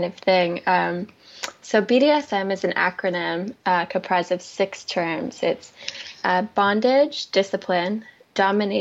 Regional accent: North Carolina, United States; moved away as an adult; now in California, United States; I grew up in North Carolina, and it was a really big move to California

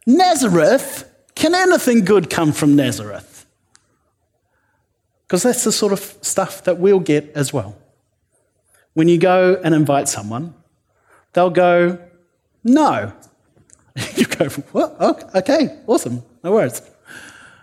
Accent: New Zealand; I'm a New Zealander

